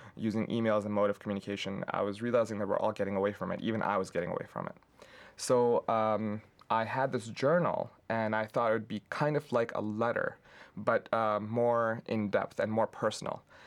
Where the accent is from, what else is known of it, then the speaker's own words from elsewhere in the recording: Pakistan; now in Lansing, United States; I grew up in Pakistan